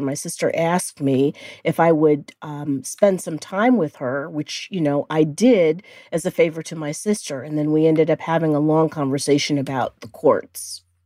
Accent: Cleveland Heights, Ohio, United States; moved away; I am from the Midwest and I grew up in Cleveland Heights, Ohio

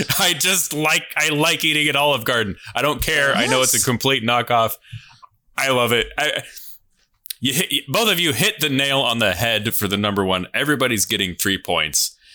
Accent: United States; as American citizens

